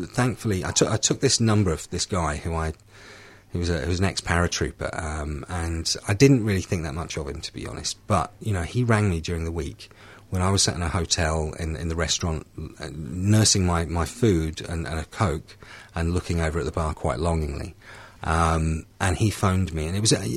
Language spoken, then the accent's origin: English; United Kingdom; I came into the rooms in the UK, in my hometown